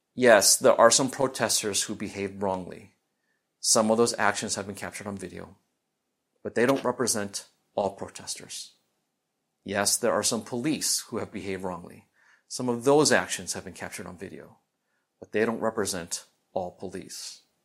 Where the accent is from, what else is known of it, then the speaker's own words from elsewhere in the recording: Midwest, United States; growing up in the Midwest